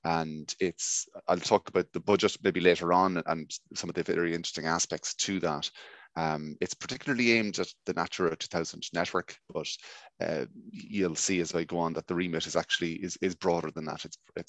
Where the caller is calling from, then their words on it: County Mayo, Ireland; I'm broadcasting here from West County Mayo. I suppose one of the best counties never to have won in all Ireland over the last 70 years.